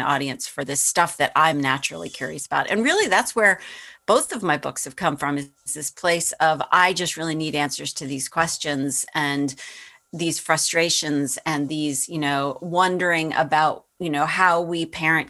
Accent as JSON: {"language": "English", "town": "Boston", "region": "Massachusetts", "country": "United States", "tie": "born or raised there", "said": "that was my hometown paper"}